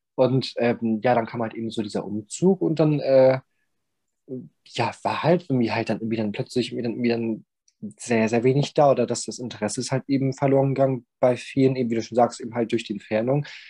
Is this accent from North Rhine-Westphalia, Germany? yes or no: no; Bremen, Germany; moved away as an adult; now in Southern Germany; ich komme aus Bremen und bin dann, ähm, aus Bremenberg rausgezogen und hab dann, ähm, hier in Süddeutschland, ähm, mein Nest dann aufgeschlagen